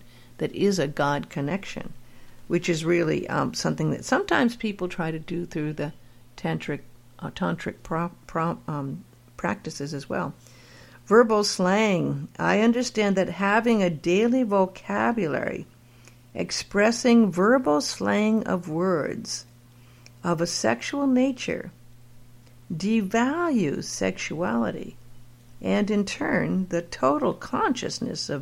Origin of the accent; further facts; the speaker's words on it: Los Angeles, California, United States; I grew up in LA in Hollywood